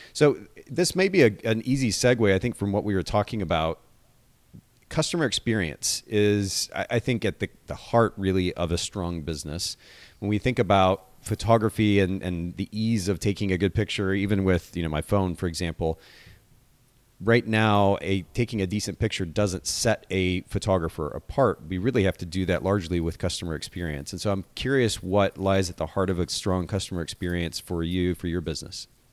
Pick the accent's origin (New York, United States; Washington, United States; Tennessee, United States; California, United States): Washington, United States; Seattle; moved away; I actually grew up in Seattle, spent some time in Seattle when I was a kid